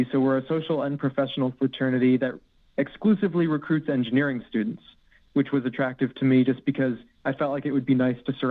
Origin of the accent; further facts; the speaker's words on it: Arizona, United States; also born or lived in Florida / United Kingdom; I say I grew up in hmm. Arizona, but indeed I was born in Florida, and uh, for a good chunk of my childhood, I was actually in the UK while my dad was stationed at RAF Lakenheath